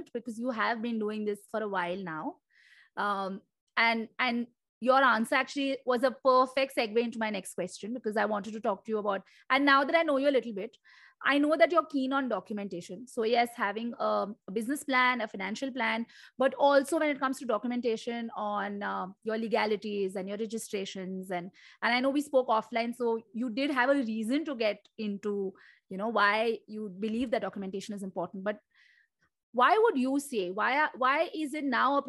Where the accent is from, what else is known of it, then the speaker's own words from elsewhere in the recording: Mumbai, Maharashtra, India; I'm a lawyer. I'm from Bombay